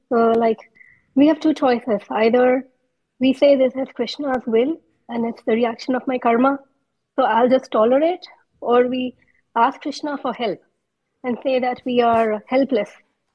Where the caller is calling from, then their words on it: Atlanta, Georgia, United States; Yes, I'm from Atlanta.